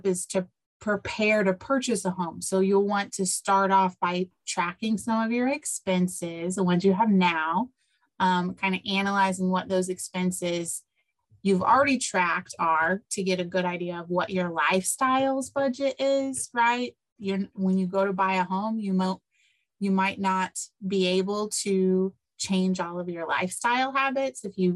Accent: Decatur, Illinois, United States; now in Champaign, United States; 45 minutes away in Decatur, where my hometown is

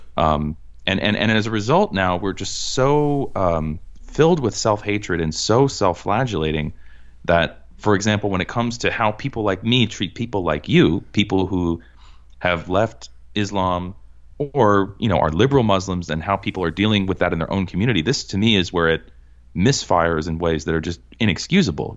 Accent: Cambridge, Massachusetts, United States; I grew up in Cambridge, Massachusetts.

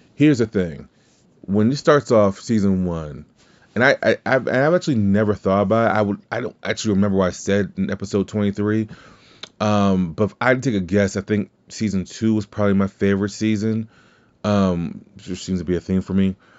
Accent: Louisiana, United States; I'm from Louisiana, so it's not like we speak good English anyway

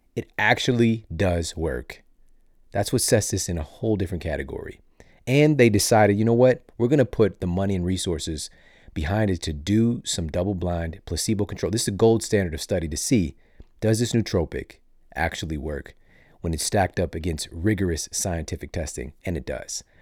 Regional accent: St. Louis, Missouri, United States; Growing up in Saint Louis

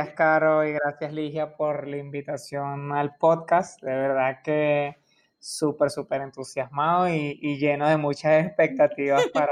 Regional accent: Caracas, Capital District, Venezuela; como buen latino, como buen caraqueño.

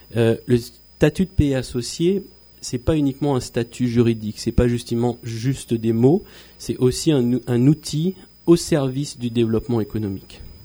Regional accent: French Polynesia; also born or lived in France; Je suis arrivé en Polynésie à l'âge de 12 ans et puis euh, bah, je suis tombé amoureux de, de la Polynésie. J'ai grandi euh, à Punaouia et Fa'a

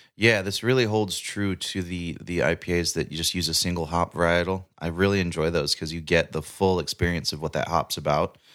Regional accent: Paradise, California, United States; watching my hometown burn

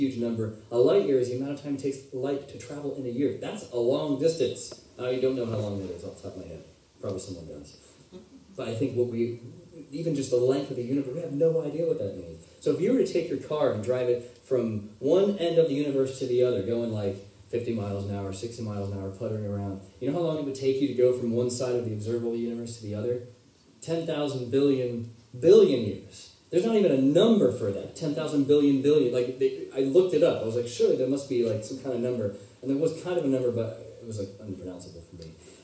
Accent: United States

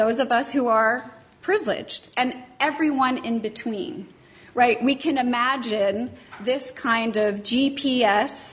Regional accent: United States; I come from the United States.

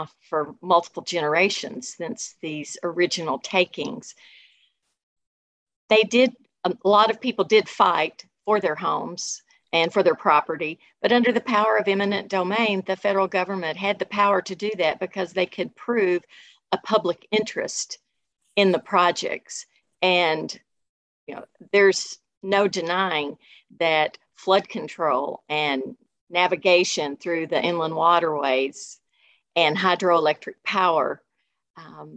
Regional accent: Paducah, Kentucky, United States; also born or lived in Louisville, Kentucky; now in Lexington, United States; I grew up in Paducah

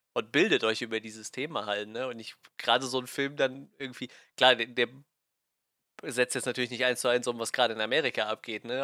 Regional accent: Germany; als Deutscher oder als Europäer

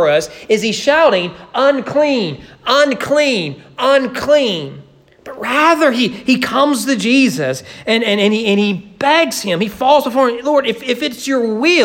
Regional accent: Kentucky, United States; I grew up in Kentucky

